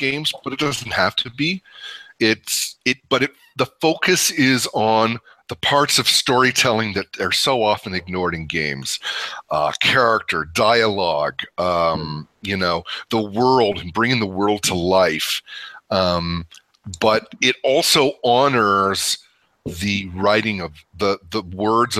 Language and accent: English; Canada; moved away; also born or lived in San Francisco / Dallas; I am Canadian